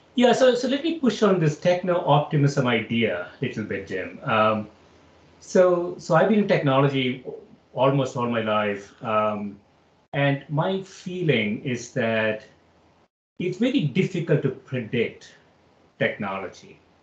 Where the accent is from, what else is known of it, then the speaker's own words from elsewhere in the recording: Kerala, India; moved away as an adult; also born or lived in Chicago; I grew up in South India in a in a obscure place called Kerala